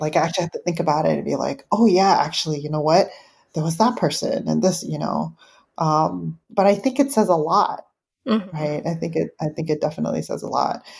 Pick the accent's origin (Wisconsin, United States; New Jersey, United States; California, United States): California, United States; San Francisco; growing up in San Francisco